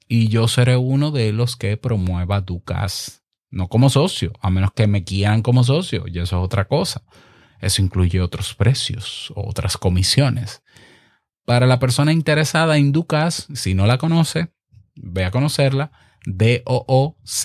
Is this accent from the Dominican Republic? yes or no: yes; Dominican Republic; en el 2019 en República Dominicana, en mi país